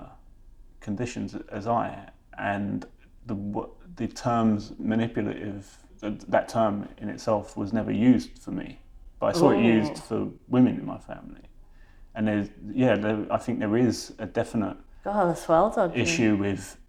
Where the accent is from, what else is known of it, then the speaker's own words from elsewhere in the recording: London, United Kingdom; I was born in Westminster in London. And then one of our first houses, we lived in Housing Association, but we lived behind the Houses of Parliament